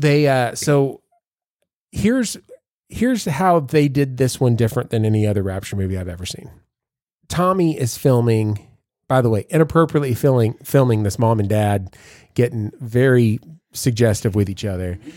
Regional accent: Savannah, Georgia, United States; I'm from Savannah

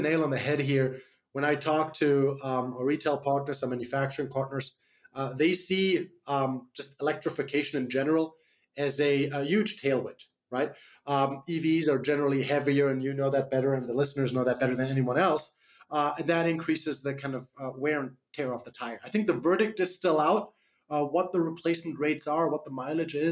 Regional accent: Germany; accent: slight accent; English is a second language; moved away as an adult; now in United States; I'm from Germany originally, the land of the cars. So that's how I was raised. I moved to the US about 10 years ago

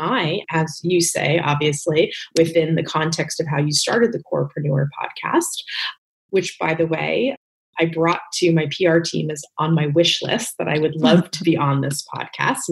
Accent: Northern New Jersey, United States; moved away as an adult; also born or lived in New York City; now in Los Angeles, United States; I was born in New York City, but really raised in New Jersey, Northern Jersey.

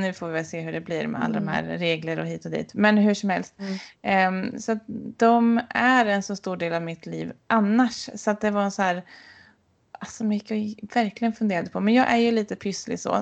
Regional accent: Sweden; moved away; hemma i Bengan där jag vuxit upp

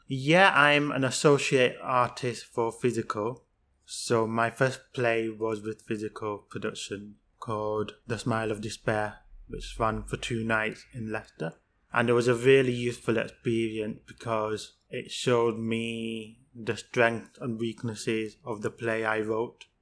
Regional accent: Pakistan; I'm from Pakistan

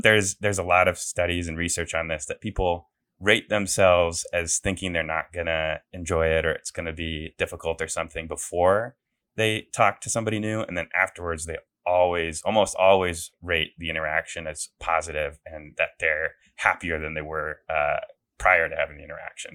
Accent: Des Moines, Iowa, United States; moved away; I'm from Des Moines, um, you know, born and raised in Iowa

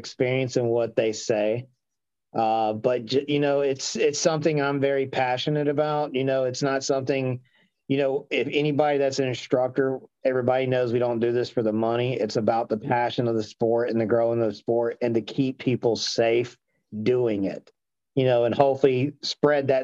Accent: Marietta, Georgia, United States; I'm from Cobb County originally. So I grew up around like Marietta, Kennesaw area.

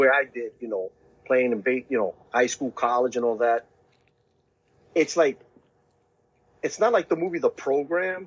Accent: Brooklyn, New York, United States; that was in my hometown, Brooklyn

